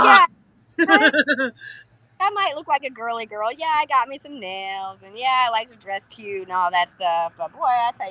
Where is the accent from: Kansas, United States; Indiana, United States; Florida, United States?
Florida, United States; growing up here in Florida, like, obviously, I grew up here and we had all kinds of hurricanes that come through.